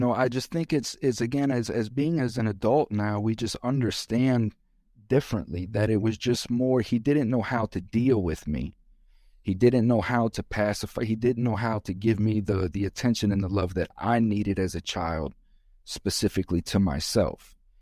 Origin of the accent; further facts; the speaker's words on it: Florida, United States; I'm from Florida, and this is how we roll in Florida